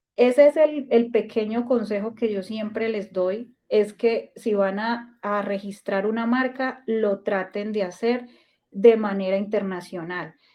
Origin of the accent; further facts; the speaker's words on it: Colombia; como colombiana que soy